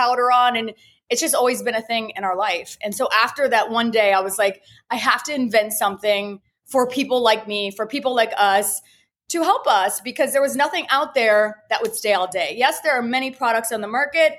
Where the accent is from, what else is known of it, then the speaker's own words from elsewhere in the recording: Ohio, United States; moved away as an adult; also born or lived in Miami; now in Fort Lauderdale, United States; I'm originally from Ohio. I went to cosmetology school there and ended up moving by myself to Miami.